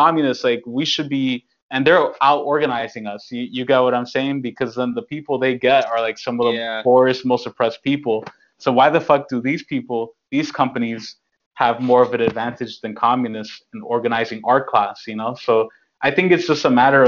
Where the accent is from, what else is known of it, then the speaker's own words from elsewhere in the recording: New York, United States; I'm born and raised in New York